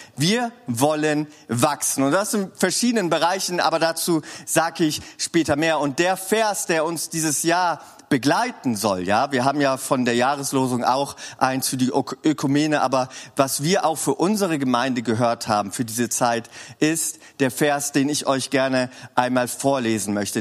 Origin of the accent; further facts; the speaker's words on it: Swabia, Baden-Württemberg, Germany; als Schwabe